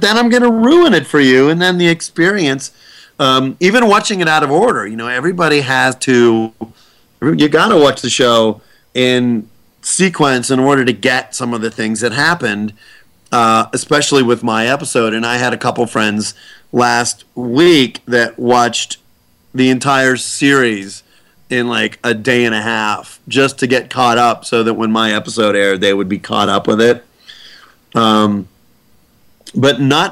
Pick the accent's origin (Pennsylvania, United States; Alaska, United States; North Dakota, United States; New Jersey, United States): Pennsylvania, United States; Pittsburgh; I'm from Pittsburgh